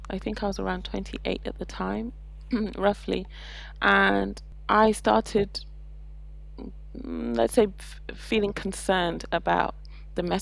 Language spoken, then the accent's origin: English; Saudi Arabia; You know, I feel very privileged for the fact that I grew up in Saudi Arabia. My parents had, you know, Arabic fr- Muslim friends, even though they're African Christians